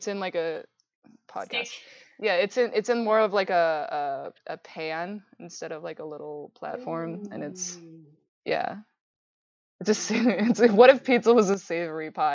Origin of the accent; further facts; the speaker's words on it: Canada; also born or lived in Midwest, United States; now in United States; I'm Canadian